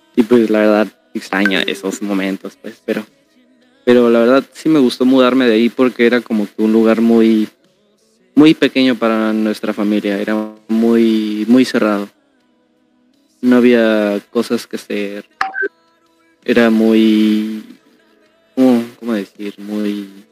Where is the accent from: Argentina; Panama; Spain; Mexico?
Mexico; Guadalajara, Jalisco; now in Quintana Roo, Mexico; la segunda vez que me mudé es cuando de Guadalajara me vine acá a Quintana Roo. Y pues la verdad, mm, ahí me dolió muchísimo porque toda mi infancia, literal toda, toda, toda, se quedó allá en mi fraccionamiento